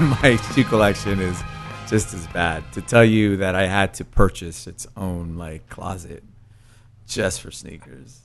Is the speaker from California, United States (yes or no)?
yes; San Francisco, California, United States; English is a second language; moved away as an adult; also born or lived in Mexico; now in East Coast, United States; growing up in San Francisco